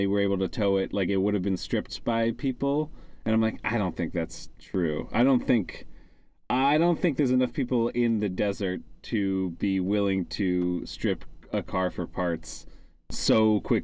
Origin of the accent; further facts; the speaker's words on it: United States; moved away as an adult; now in Adelaide, Australia; I'm American